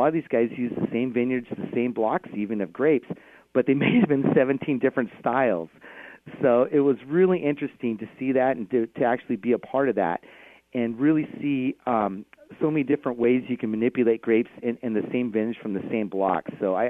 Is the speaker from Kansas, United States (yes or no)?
no; Napa, California, United States; now in Washington State, United States; I actually grew up in Napa, California.